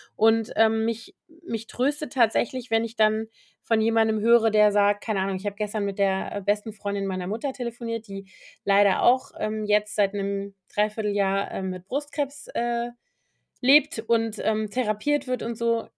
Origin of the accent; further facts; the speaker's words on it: Koblenz, Rhineland-Palatinate, Germany; now in Berlin, Germany; in der Nähe von Koblenz, meiner Heimatstadt